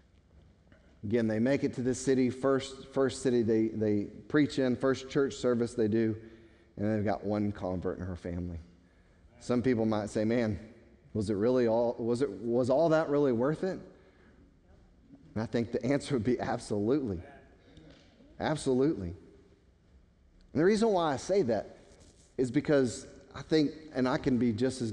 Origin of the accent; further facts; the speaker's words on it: United States; American Christians